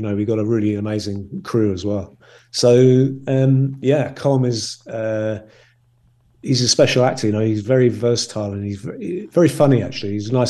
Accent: Northern Ireland, United Kingdom; born there; accent: English; moved away; I mean, I was born in Ireland, so I am 100% Irish, and I have an Irish passport, but actually my accent is English, because I moved away to escape the troubles, so-called.

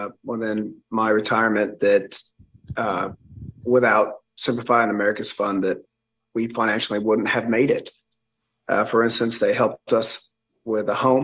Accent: the South, United States; I grew up in the South.

